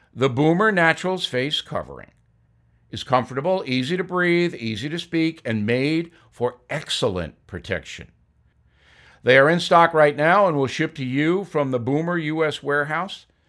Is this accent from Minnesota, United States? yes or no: no; Levittown, New York, United States; my home growing up in Levittown, New York